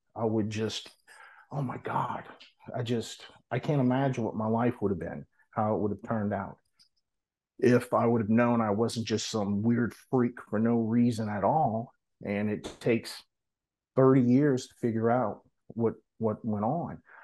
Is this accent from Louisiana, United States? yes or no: yes; New Orleans, Louisiana, United States; now in Hattiesburg, United States; originally I'm from New Orleans, but now I live in Hattiesburg, Mississippi